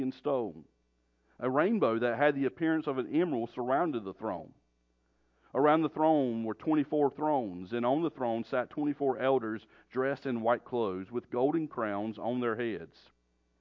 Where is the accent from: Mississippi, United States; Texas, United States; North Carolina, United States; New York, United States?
North Carolina, United States; moved away as an adult; you can probably tell from my accent, I'm not from around here. But we were born and raised in North Carolina